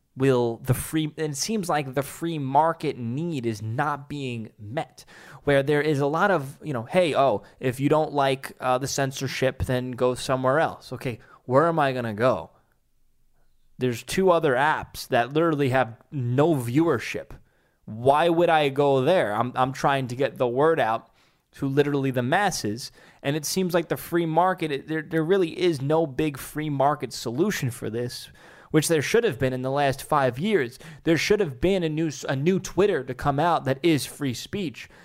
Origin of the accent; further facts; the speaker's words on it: New York City, New York, United States; my hometown, Staten Island, New York